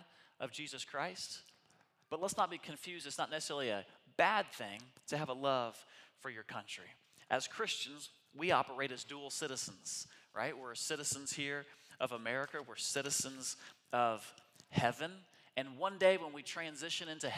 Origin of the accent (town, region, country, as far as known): United States